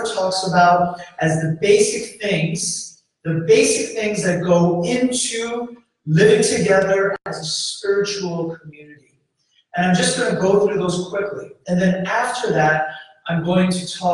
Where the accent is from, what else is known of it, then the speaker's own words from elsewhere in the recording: New York City, New York, United States; moved away as an adult; also born or lived in Kalispell, Montana; now in Houston, United States; And I grew up there